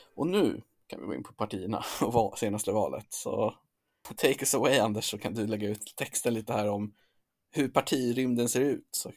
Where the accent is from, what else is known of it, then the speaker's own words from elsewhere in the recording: Sweden; som svensk